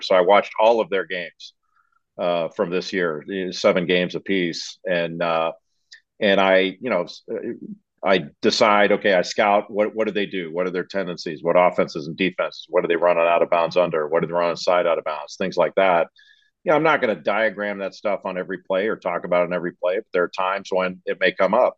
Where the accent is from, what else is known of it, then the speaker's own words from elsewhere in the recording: Los Angeles, California, United States; I grew up in Los Angeles